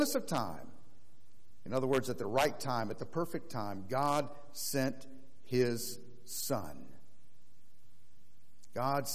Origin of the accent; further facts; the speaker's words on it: Florida, United States; growing up in Florida, we didn't have any mountains